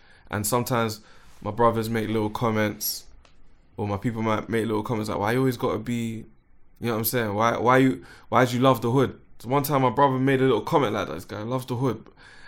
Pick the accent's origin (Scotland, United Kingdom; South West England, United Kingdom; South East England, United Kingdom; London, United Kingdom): London, United Kingdom; And I'm from Northwest 10, which is almost West Northwest.